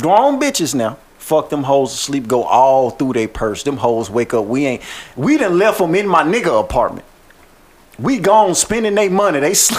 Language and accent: English; Shreveport, Louisiana, United States; I'm from Shreveport, Waterside to be exact. I done stayed in every hood though.